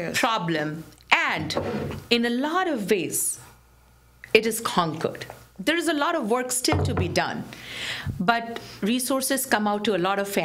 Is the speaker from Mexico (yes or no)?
no; Bihar, India; now in Michigan, United States; my home state, in my home country, in India, in Bihar, in the city of Patna.